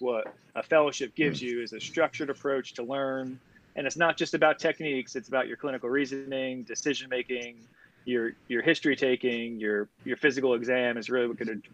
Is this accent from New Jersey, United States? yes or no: yes; Vernon, New Jersey, United States; moved away as an adult; now in North Carolina, United States; I actually am from New Jersey. So I grew up in Vernon, New Jersey.